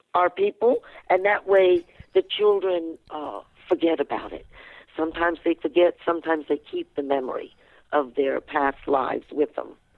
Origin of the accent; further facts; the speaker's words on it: Fredericksburg, Virginia, United States; I was born and raised in Fredericksburg, Virginia.